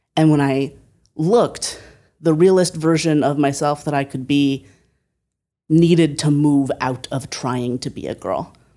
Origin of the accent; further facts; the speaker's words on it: Northeast Ohio, United States; moved away as an adult; also born or lived in Berkeley; I moved from Northeast Ohio, where I had lived my whole life, to Berkeley